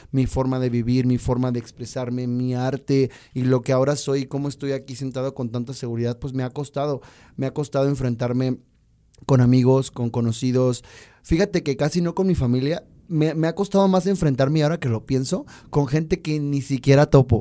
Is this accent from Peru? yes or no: no; Mexico; also born or lived in Chile; esta ciudad hermosa donde yo nací